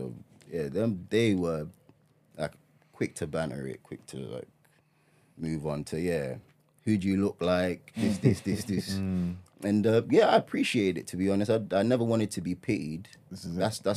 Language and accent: English; Ghana; I'm Ghanaian.